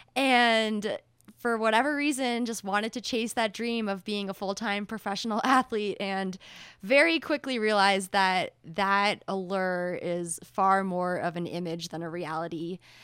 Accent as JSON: {"language": "English", "region": "rural New Hampshire", "country": "United States", "moved": "yes", "lives_now": "Boulder, United States", "said": "I come from the hinterlands of New Hampshire, rural New Hampshire."}